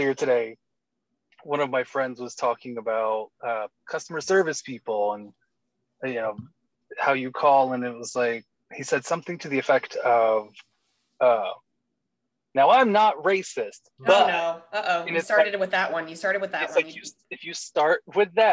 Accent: Georgia, United States; I'm from Georgia

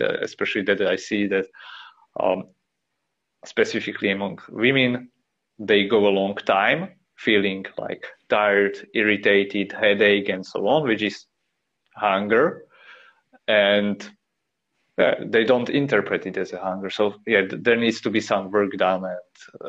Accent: Slovakia; I'm from Slovakia

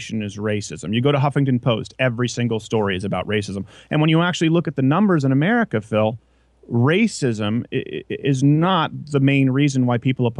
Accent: Quebec, Canada; moved away; I grew up in French Canada.

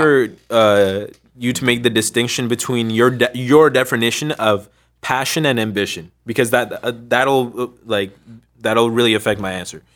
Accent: Ottawa, Ontario, Canada; also born or lived in Sri Lanka; I was growing up in Canada, Ottawa, Ontario, in the West End

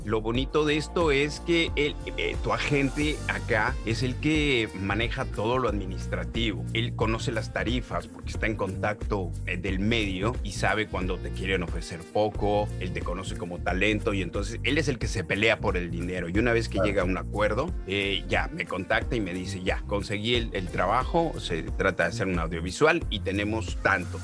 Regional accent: Mexico; now in Canada; yo ya llevo 18 años fuera de México

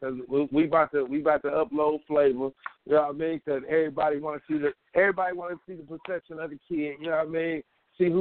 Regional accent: Middletown, Ohio, United States; So I'm from Middletown, Ohio.

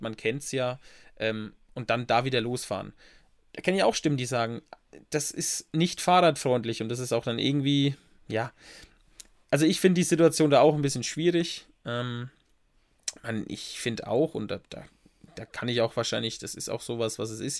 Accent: Bad Neustadt an der Saale, Bavaria, Germany; da ist auch meine Kindheit oft verbracht im Café Wiener

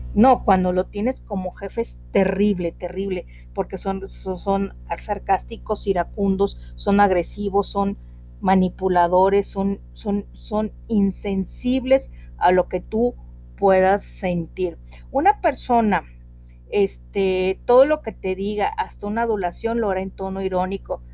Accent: northern Mexico, Mexico; acá en mi tierra, eh, una palabra para decirle a los niños es lepe, eh, estoy hablando al norte del país

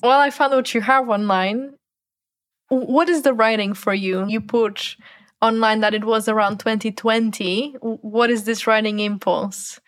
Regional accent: Portugal; I come from Portugal where there's a big culture of soccer

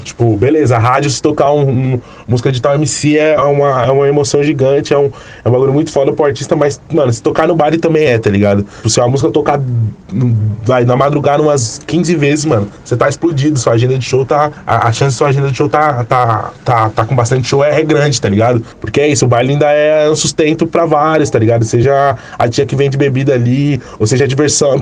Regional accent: São Paulo, Brazil; sou do Jardim Rosana, ali próximo ao Capão Redondo

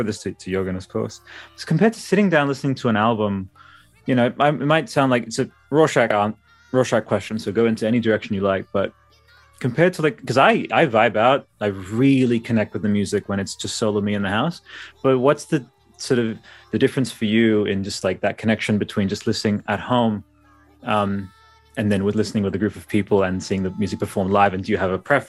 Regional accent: Australia; we're Australian.

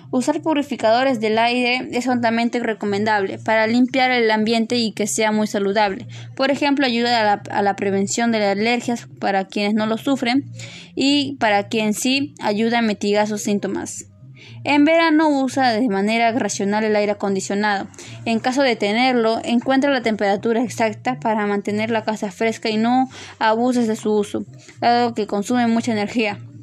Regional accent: Peru

